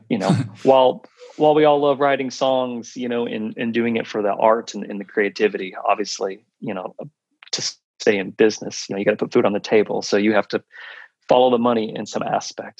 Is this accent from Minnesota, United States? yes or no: no; Oklahoma City, Oklahoma, United States; moved away; in Oklahoma City. That's where I'm originally from. Mm. And growing up in Oklahoma